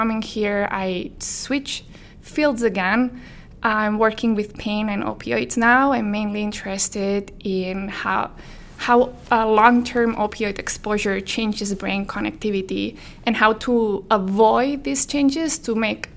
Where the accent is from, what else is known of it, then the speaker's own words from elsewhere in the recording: Menorca, Balearic Islands, Spain; moved away as an adult; also born or lived in Barcelona, Spain; I am originally from Spain. Menorca is an island in the Mediterranean. I moved to Barcelona to go to university because, well, there's no university in Menorca.